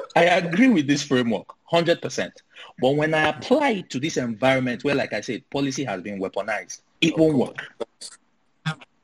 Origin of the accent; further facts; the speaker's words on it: Nigeria; as a Nigerian living in Nigeria